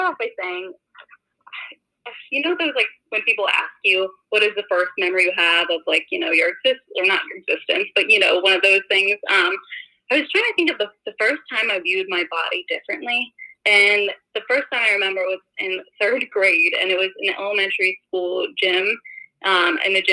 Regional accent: suburbs of Philadelphia, Pennsylvania, United States; moved away as an adult; now in Boston, United States; I grew up in the suburbs of Philadelphia. I'm not even from Philadelphia.

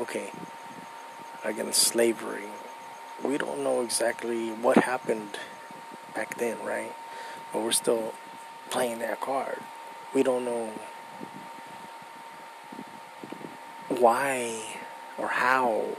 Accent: United States; I'm American, I was born here

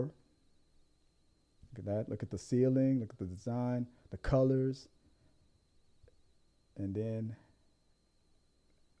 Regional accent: Louisiana, United States; moved away; When I go back home, sometimes take me back to Louisiana. You'll hear my accent come out a lot

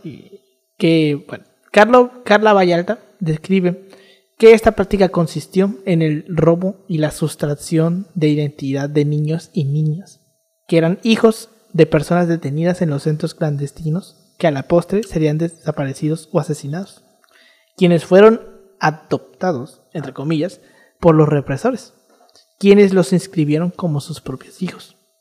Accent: Mexico

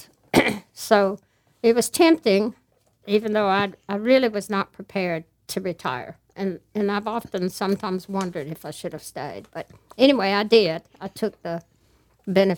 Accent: South Georgia, United States; moved away as an adult; also born or lived in Atlanta; I was born and raised in South Georgia

